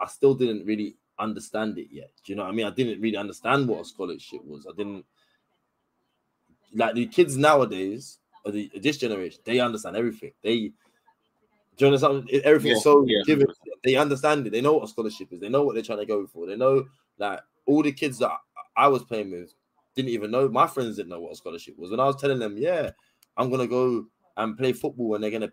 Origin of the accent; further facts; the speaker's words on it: London, United Kingdom; I'm from Crystal Palace, so you know, from basically Crystal Palace, you know, I'm there, I'm on my doorstep